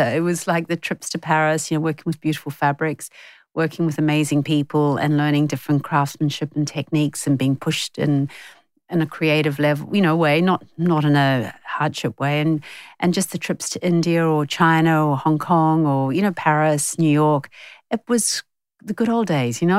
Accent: New Zealand; now in Australia; growing up in New Zealand

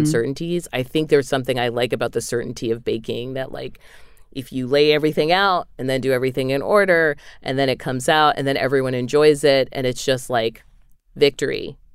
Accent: New England, United States; moved away; in New England, we call them subs

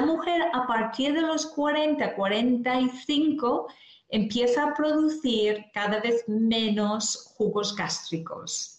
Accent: Ireland; now in Spain; dejé mi tierra natal en Irlanda por venir aquí a España

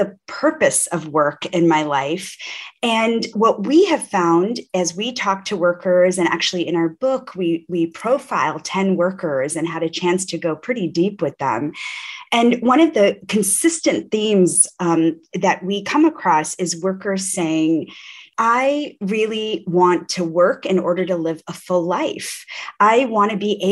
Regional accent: Rochester, New York, United States; growing up in Rochester, New York, Kodak City

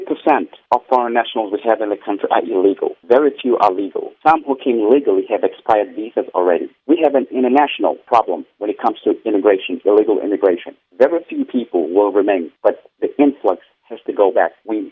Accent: South Africa; As a South African, a patriot, someone who loves this country and its fellow countrymen and women

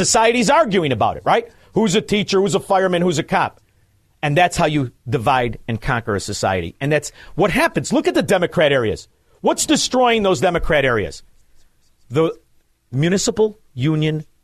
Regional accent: Melrose Park, Illinois, United States; also born or lived in Chicago; I'm from Melrose Park

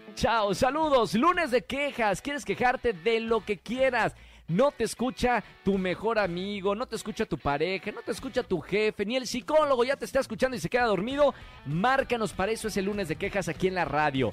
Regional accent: Mexico; nosotros los mexicanos

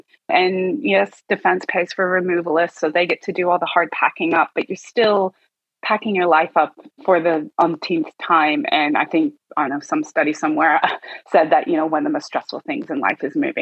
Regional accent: United States; moved away as an adult; now in Australia; As you can tell from my accent, I'm from the US

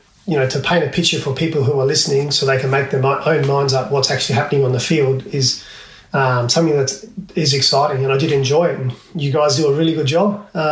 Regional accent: Port Lincoln, South Australia, Australia; Practice growing up in Port Lincoln, walking to and from school.

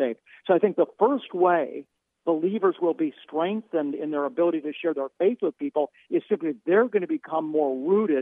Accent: Cleveland, Ohio, United States; I'm Jewish, born and raised in Cleveland, Ohio

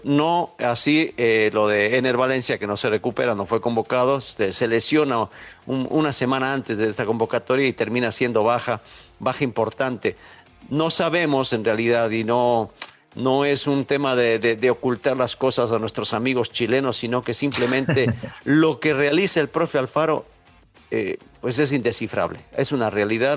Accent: Ecuador; nosotros, los ecuatorianos

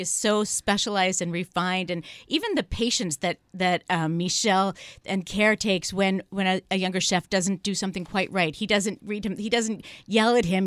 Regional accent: San Francisco, California, United States; I'm from San Francisco

